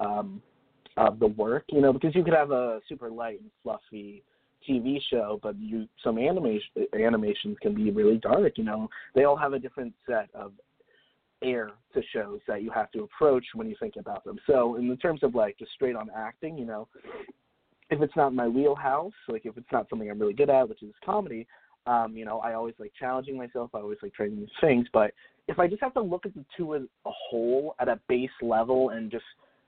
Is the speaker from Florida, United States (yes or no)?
yes; Florida, United States; now in Los Angeles, United States; I grew up in Florida